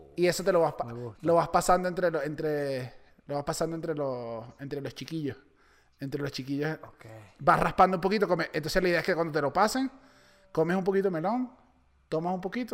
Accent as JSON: {"language": "Spanish", "country": "Venezuela", "also_born_or_lived": "Chile", "moved": "yes", "said": "los venezolanos no bebemos tanto"}